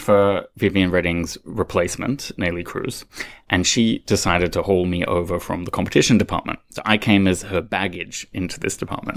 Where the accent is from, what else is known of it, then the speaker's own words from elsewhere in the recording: Australia; moved away; I, being an Australian